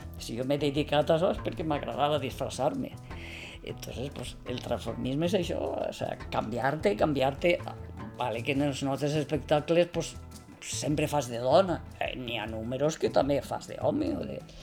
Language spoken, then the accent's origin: Catalan; Carlet, Valencian Community, Spain; vaig néixer el 31 d'octubre del 1956 en Carlet, un poble de la Ribera Alta de València